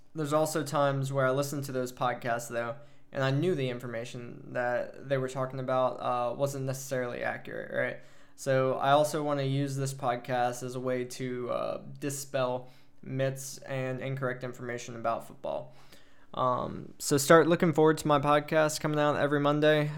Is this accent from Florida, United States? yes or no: no; Prairieville, Louisiana, United States; moved away as an adult; also born or lived in Hawaii; now in Germany; I grew up in Prairie Villa, Louisiana. Lived in Louisiana all my life until I joined the Air Force at eighteen